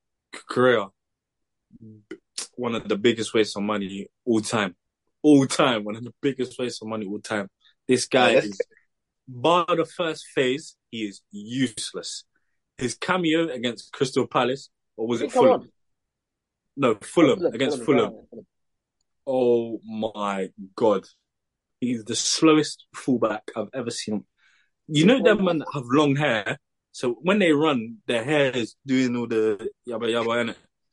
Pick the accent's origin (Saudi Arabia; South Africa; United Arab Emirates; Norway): Norway; Molde, Møre og Romsdal; I came from Molde, fam.